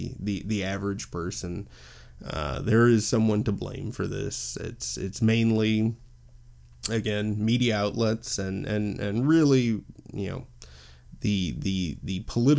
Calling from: Illinois, United States; I'm recording from the U.S., specifically the Chicagoland area.

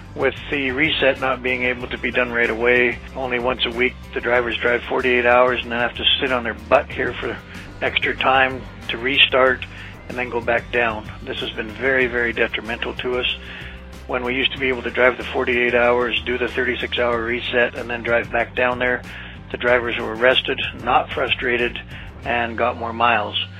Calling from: Laconia, New Hampshire, United States; I'm calling from Laconia, New Hampshire

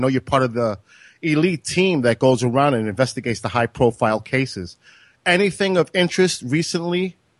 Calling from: New York, United States; I'm calling from New York.

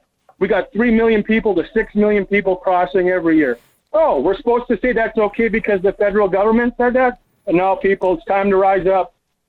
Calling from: Las Vegas, Nevada, United States; Yeah, buenos dias … from Las Vegas.

